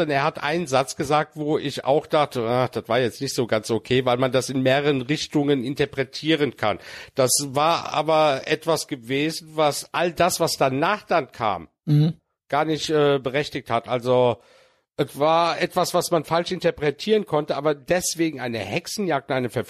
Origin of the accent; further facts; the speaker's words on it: Cologne, North Rhine-Westphalia, Germany; ich komme aus Nippes.